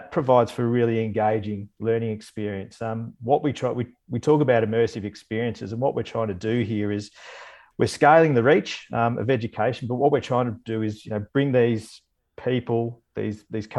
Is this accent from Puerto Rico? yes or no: no; Bendigo, Victoria, Australia; I grew up in Bendigo